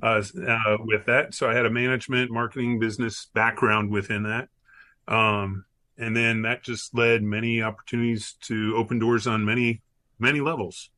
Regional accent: Miami, Florida, United States; also born or lived in Tennessee; now in Orlando, United States; I grew up in Miami, Florida, uh, went to college in Tennessee, uh, my, made my way back to Florida after graduating, and um, uh, made my way to Orlando

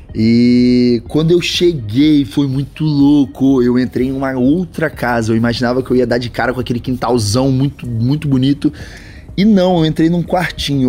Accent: interior of Espírito Santo, Brazil; eu sou natural do Espírito Santo, do interior do Espírito Santo

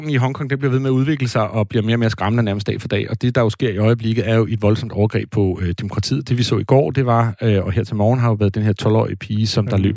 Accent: Brabrand, Central Denmark Region, Denmark; jeg kommer ud fra Brabrand, øh, som jo er en dejlig lille øh, øh, hvad hedder sådan eventyr øh, øh, landsby.

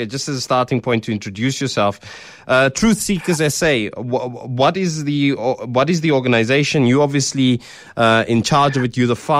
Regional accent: South Africa; being a South African, being black

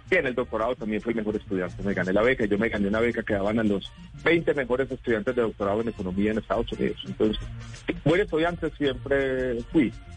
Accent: Medellín, Antioquia, Colombia; yo crecí en Medellín en un momento muy difícil

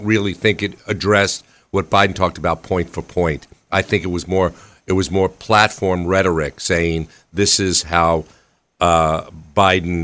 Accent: New York, United States; moved away as an adult; also born or lived in Washington D.C.; I was born in New York.

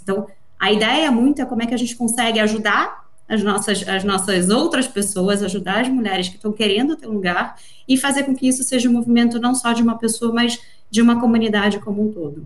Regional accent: Rio de Janeiro, Brazil; moved away; also born or lived in São Paulo; Eu acho que é importante pontuar pelo meu sotaque. Primeiro, eu sou carioca de nascimento, paulista de coração

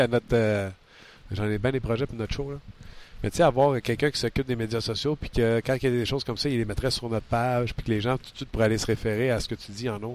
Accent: Quebec, Canada; je viens du Québec

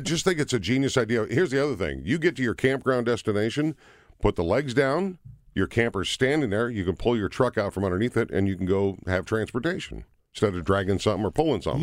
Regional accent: Minnesota, United States; I grew up in Minnesota

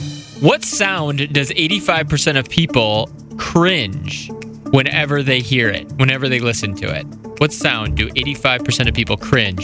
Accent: Chicago, Illinois, United States; moved away; we moved back to Chicago, my hometown

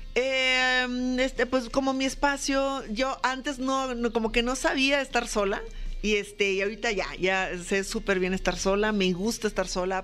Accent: Lagos de Moreno, Jalisco, Mexico; moved away; also born or lived in León, Guanajuato; yo estuve, muchos años estuve en Guanajuato, sí me siento como de león realmente, ahí estuve en mi carrera, estudié comunicación, aparte de la actuación, este, pero en, realidad yo nací en Lagos de Moreno, mucha gente no sabe, pero yo soy de jalisciense.

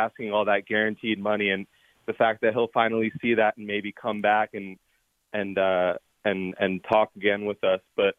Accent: Baltimore, Maryland, United States; So I'm from Baltimore. Of course, I'm a Ravens fan.

